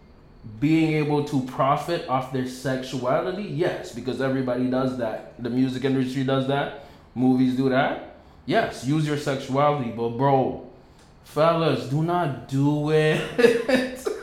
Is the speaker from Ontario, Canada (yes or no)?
yes; Ottawa, Ontario, Canada; We're from Ottawa